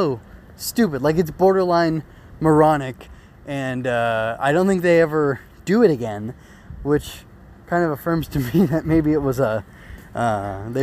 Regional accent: United States; as an American

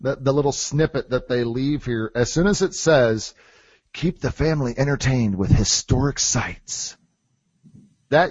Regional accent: Midwest, United States; since we're from the Midwest

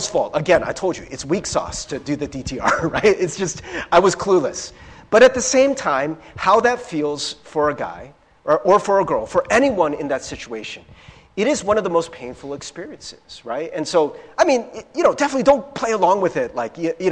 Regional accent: Cincinnati, Ohio, United States; I grew up in Cincinnati, Ohio

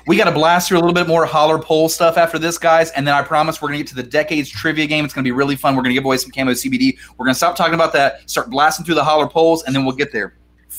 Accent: United States; as an American

